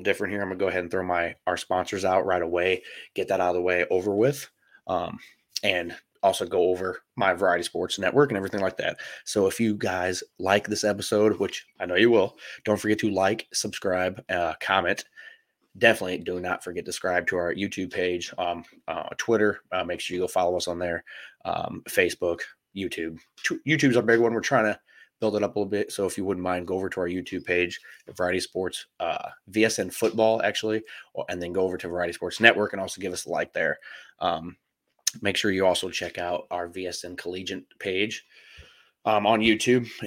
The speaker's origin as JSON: {"language": "English", "town": "St. Louis", "region": "Missouri", "country": "United States", "said": "I'm from St. Louis"}